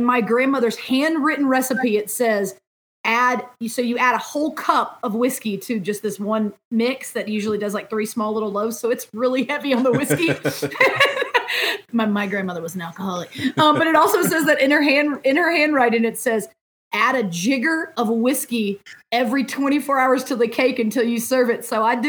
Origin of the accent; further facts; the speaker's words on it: Mississippi, United States; hey, honey, I'm from Mississippi.